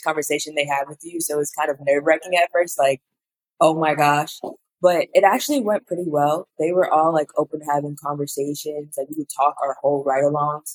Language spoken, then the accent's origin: English; Chicago, Illinois, United States; growing up in Chicago